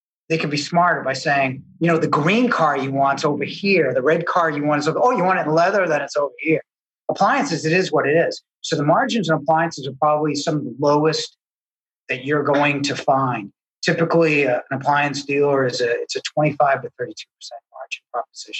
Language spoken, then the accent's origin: English; Needham, Massachusetts, United States; I grew up in Needham.